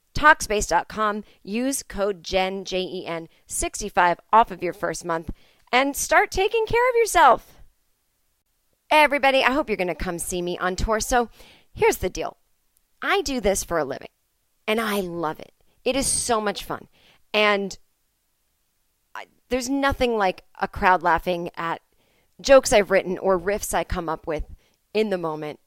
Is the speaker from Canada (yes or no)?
no; Boston, Massachusetts, United States; I am in my hometown